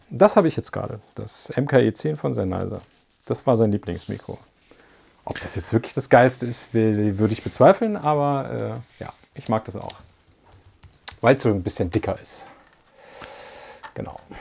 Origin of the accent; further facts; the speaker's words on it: Isernhagen, Lower Saxony, Germany; moved away; also born or lived in Göttingen; die kam ja aus meinem Heimatdorf. Äh, also ich komme ja aus Isernhagen